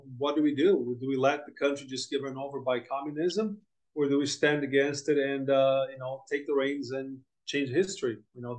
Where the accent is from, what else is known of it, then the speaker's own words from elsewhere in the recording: Brazil; also born or lived in United States / Europe / Japan; I'm from Brazil originally. I was born here, but was basically raised in the US, Europe, and a little bit of Japan, mostly US.